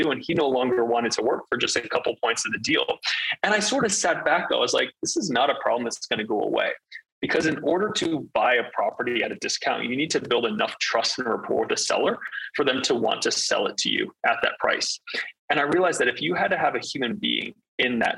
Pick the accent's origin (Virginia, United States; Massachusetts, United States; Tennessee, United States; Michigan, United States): Virginia, United States; Northern; moved away as an adult; I grew up in Northern Virginia for first 17, 18 years of my life.